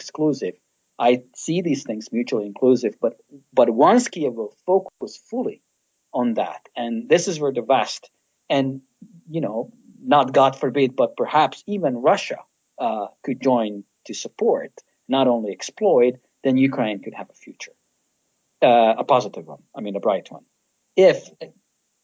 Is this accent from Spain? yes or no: no; Slovakia; I'm from Slovakia as a Hungarian